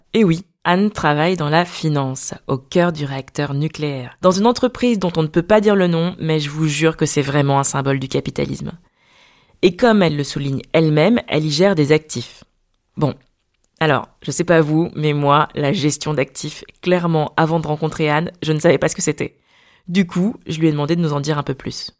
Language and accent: French; Paris, Île-de-France, France; also born or lived in Dakar, Senegal; je suis née à Dakar et que j'ai grandi dans le quinzième arrondissement de Paris